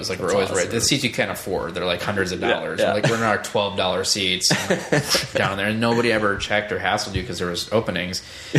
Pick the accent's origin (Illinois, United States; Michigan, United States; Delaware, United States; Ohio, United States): Michigan, United States; Detroit; moved away; also born or lived in Bay Area; I'm from Detroit originally